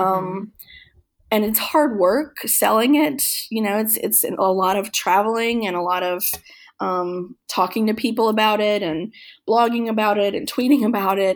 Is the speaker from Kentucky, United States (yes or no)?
yes; Kentucky, United States; moved away; my hometown in Kentucky